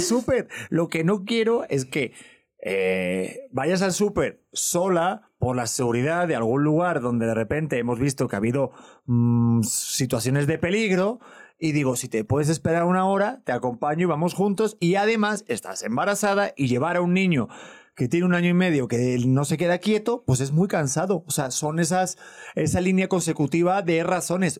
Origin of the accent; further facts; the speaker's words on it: Cholula, Puebla, Mexico; yo soy de Cholula, Puebla